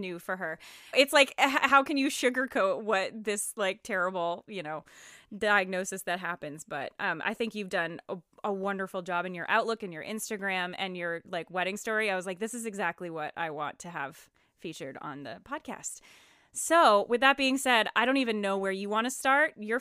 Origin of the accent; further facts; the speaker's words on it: Maine, United States; moved away as an adult; We're originally from Maine, and then since our adulthood have spread out